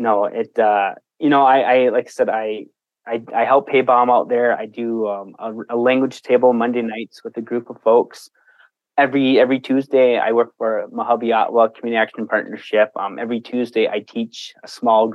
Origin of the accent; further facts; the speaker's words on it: Sault Ste. Marie, Michigan, United States; now in Detroit Lakes, United States; I'm originally from the Upper Peninsula, Sault Ste. Marie, Michigan. But today I am in Detroit Lakes, Minnesota